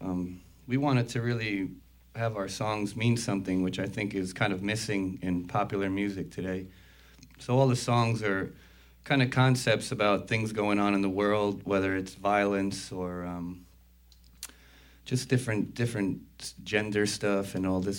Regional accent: New York City, New York, United States; my parents are immigrants from Italy. So I grew up in New York City in the first generation

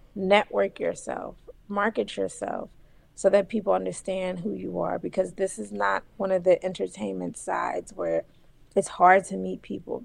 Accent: Philadelphia, Pennsylvania, United States; I'm from Philly

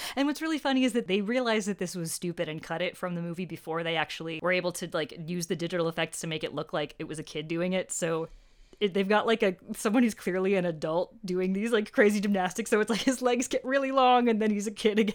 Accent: United States; I feel so embarrassingly pegged as an American Anglophile

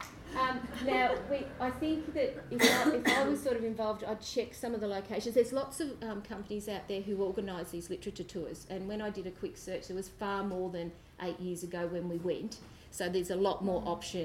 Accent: Australia; we're Australian, we're used to big spaces, we walk

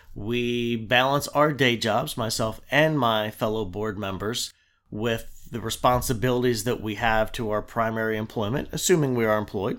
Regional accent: Delaware, United States; moved away as an adult; now in James City County, Virginia, United States; I grew up in Delaware

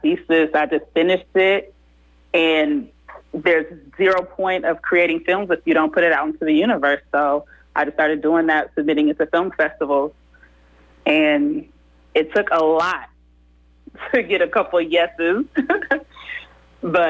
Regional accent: Oakland, California, United States; also born or lived in Manteca, California; I was born in Oakland. My roots are there. We live all over Oakland

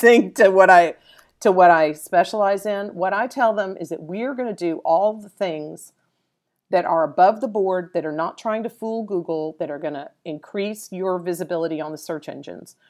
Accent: Dallas, Texas, United States; a Dallas native. I'm originally from Dallas.

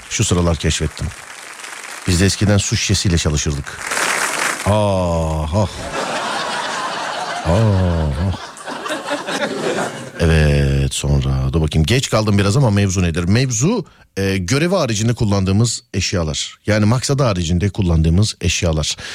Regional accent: Bozüyük, Bilecik Province, Turkey; Bilecik Bozüyük.

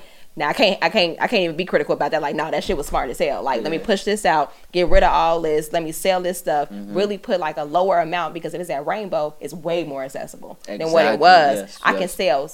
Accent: Chicago, Illinois, United States; I'm from Chicago, born and raised

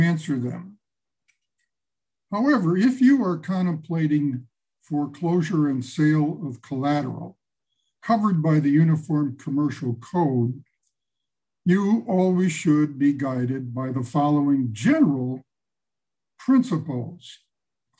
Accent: Chicago, Illinois, United States; I hail from Chicago

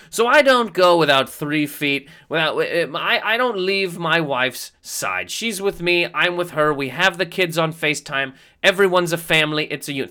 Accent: Canada; moved away; Being a Canadian human being

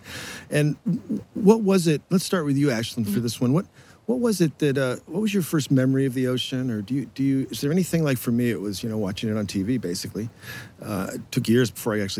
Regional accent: outside of Boston, Massachusetts, United States; I grew up outside of Boston, in a rural area, not close to the ocean

